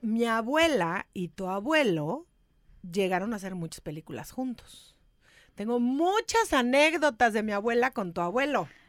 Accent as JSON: {"language": "Spanish", "country": "Mexico", "moved": "yes", "lives_now": "Los Angeles, United States", "said": "yo soy mexicana más que el mole y, y me vine para, me vine para Los Ángeles a vivir para los Estados Unidos"}